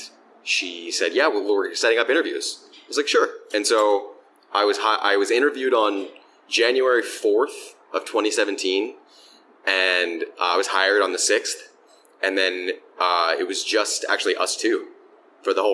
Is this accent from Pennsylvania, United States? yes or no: yes; Philadelphia, Pennsylvania, United States; I grew up in Philadelphia. I've worked in a bunch of different bars here in the city